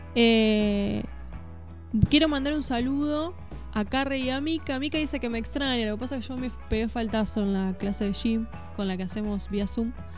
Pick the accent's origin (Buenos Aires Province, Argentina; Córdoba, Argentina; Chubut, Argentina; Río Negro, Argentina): Buenos Aires Province, Argentina; Mercedes; now in Suipacha, Argentina; yo que soy de Mercedes